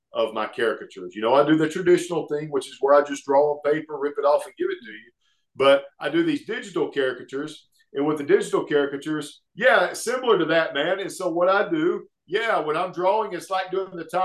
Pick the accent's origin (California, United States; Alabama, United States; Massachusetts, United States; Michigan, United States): Alabama, United States; Oxford; Oxford, Alabama, which is my hometown